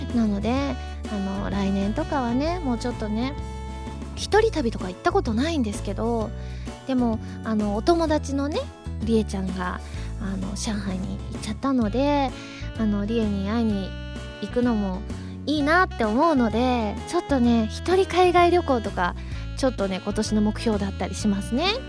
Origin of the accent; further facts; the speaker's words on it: Osaka, Japan; moved away; 地元大阪ですからね